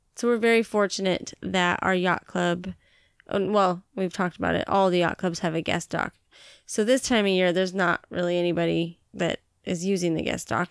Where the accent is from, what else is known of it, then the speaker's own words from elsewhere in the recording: Montana, United States; also born or lived in Billings, Montana; now in Washington, United States; I grew up in Montana